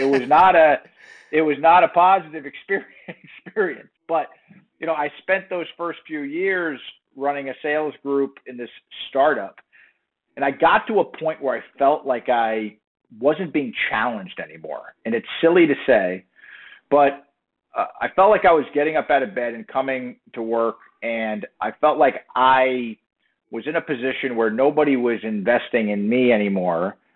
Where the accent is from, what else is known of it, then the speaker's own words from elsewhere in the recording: South Florida, United States; moved away as an adult; also born or lived in Miami / New Jersey; I grew up in South Florida